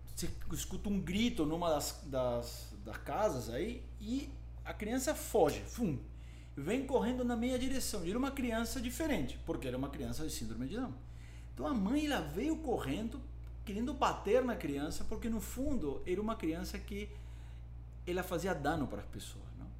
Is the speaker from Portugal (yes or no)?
no; Lima, Peru; Portuguese is a second language; moved away as an adult; now in São Paulo, Brazil; eu nasci em Lima, no Peru, há 47 anos atrás